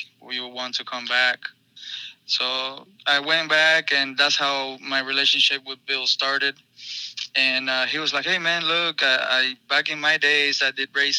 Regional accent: Cuba; now in United States; I'm from Cuba, even though that doesn't matter, but I'm proud of being Cuban. I've been in the United States for 15 years

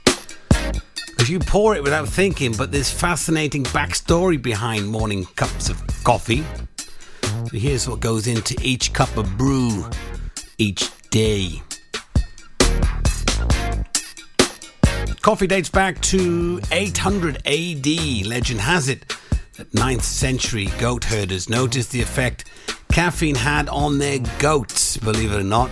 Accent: Welsh, Wales, United Kingdom; being Welsh, drinking tea.

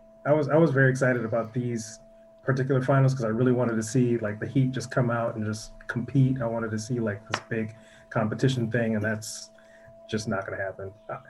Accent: Minneapolis, Minnesota, United States; I'm from Minneapolis, Minnesota, and both my parents are musicians.

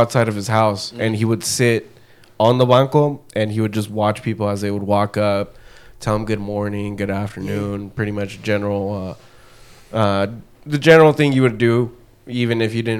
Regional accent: Anaheim, California, United States; born there; No, I was born here. Oh, I was born in Anaheim.

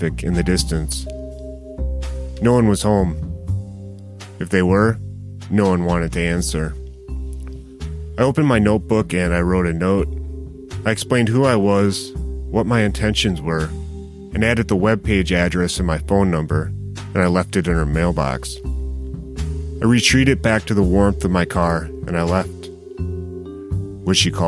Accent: Racine, Wisconsin, United States; I grew up in or near Racine my entire life

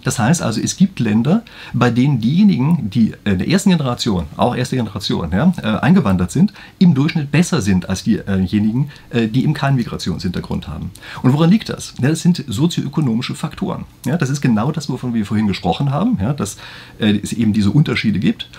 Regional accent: Germany; bei uns in Deutschland

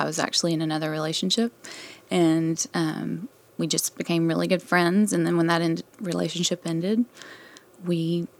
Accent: Coleman, Texas, United States; also born or lived in Dallas, Texas; In a small town in West Texas with about 4,500 people.

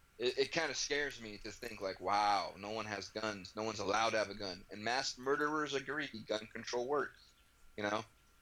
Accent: United States; It's just it's part of being like an American.

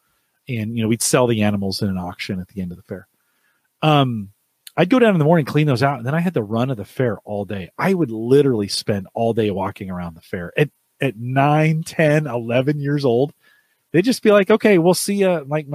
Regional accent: California, United States; So we're at the county fair, Santa Clara County Fair. I grew up in California.

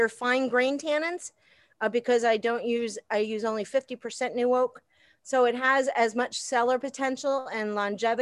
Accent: Philadelphia, Pennsylvania, United States; I grew up in Philadelphia

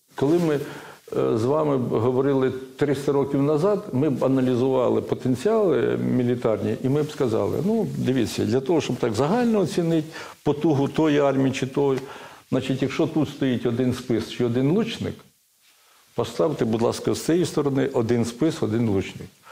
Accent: Ukraine

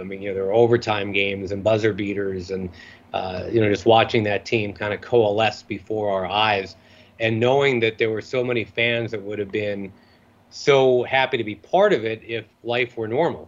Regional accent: Rochester, New York, United States; moved away as an adult; I was in Rochester for what felt like forever, but it was five years, and it's my hometown

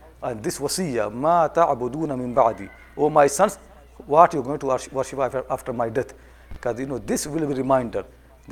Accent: India; I'm coming from India

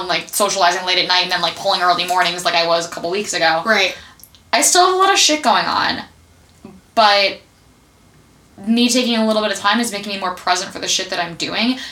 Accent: United States; I grew up right outside of New York

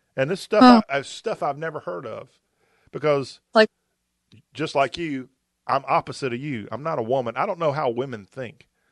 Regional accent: the South, United States; accent: Southern; I like my Southern accent

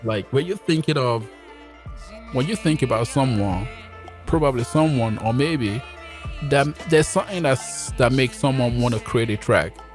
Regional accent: Nigeria; also born or lived in Jamaica; now in Canada; I was born in Nigeria

